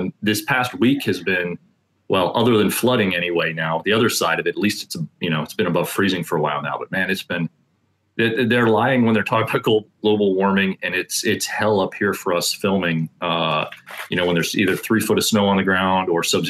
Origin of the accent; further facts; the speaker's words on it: Florida, United States; moved away as an adult; also born or lived in northern Indiana; now in Indiana, United States; I was born in Florida, raised in Florida. I spent the first 22 years of my life living there. It's taken me a long time to acclimate being up here, and I'm still not used to it.